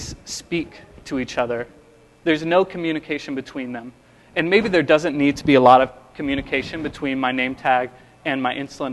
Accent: Texas, United States; I'm from Texas, so I figured I had to come up with some Southern colloquialisms to charm you with. I can bring out the accent

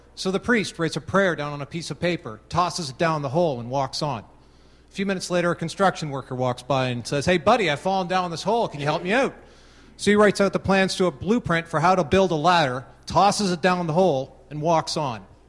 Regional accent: Canada; I am Canadian

